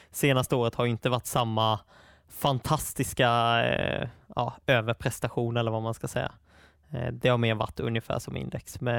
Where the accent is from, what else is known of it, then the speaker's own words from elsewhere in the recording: Småland, Sweden; det grundar ju sig mycket i att jag är från Småland och det var de bolagen jag hade störst möjlighet att besöka